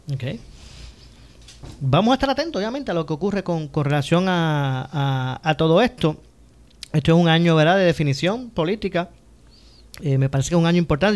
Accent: Ponce, Puerto Rico; los que somos del sur y, somos de aquí de Ponce

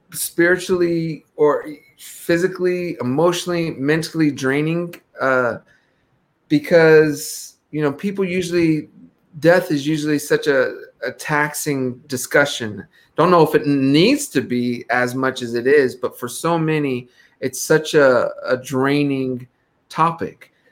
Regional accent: Ghana; I'm from Ghana.

